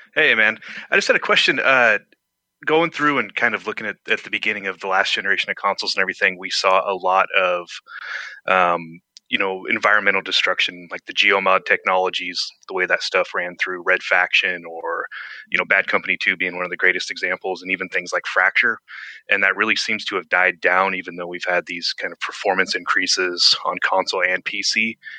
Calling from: Eugene, Oregon, United States; I'm calling from Eugene, Oregon here

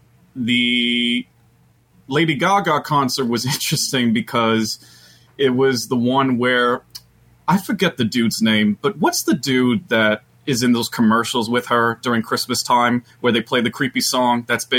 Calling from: Long Island, New York, United States; calling in from Long Island.

